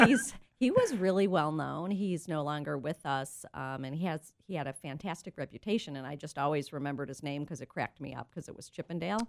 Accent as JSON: {"language": "English", "town": "Cleveland", "region": "Ohio", "country": "United States", "tie": "born or raised there", "moved": "as an adult", "lives_now": "San Diego, United States", "said": "I grew up in Cleveland, Ohio."}